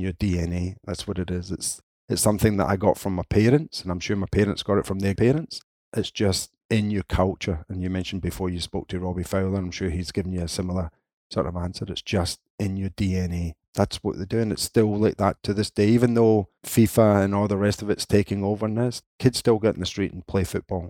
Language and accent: English; Scotland, United Kingdom; being Scottish